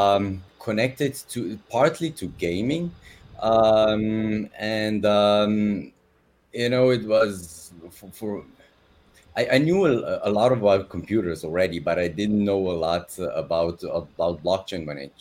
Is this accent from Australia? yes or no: no; Slovenia; moved away as an adult; now in Dubai, United Arab Emirates; I'm from Slovenia originally.